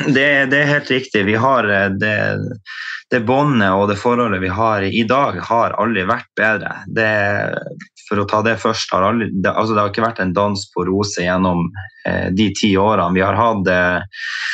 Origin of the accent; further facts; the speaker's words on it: Tromsø, Troms, Norway; født og oppvokst i Tromsø